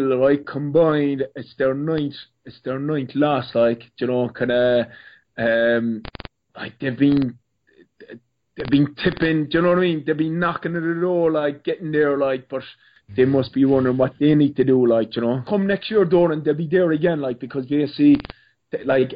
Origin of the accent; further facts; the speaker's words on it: Munster, Ireland; I'm from Munster